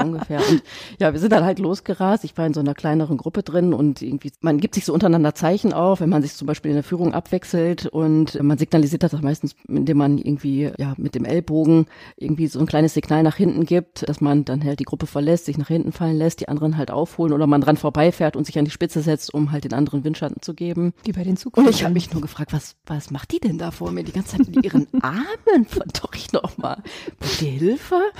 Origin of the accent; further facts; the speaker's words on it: Essen, North Rhine-Westphalia, Germany; ich bin in Essen geboren